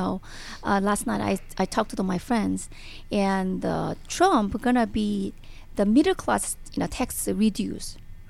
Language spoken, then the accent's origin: English; North Korea; English is a second language; because as you know, we are actually Korean people. We came from the North Korea, South Korea. We know what is the socialism.